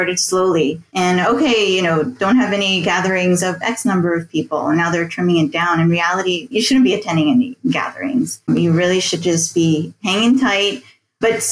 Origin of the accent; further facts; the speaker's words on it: New York City, United States; moved away as an adult; now in Rome, Italy; I grew up in the New York City, New Jersey area.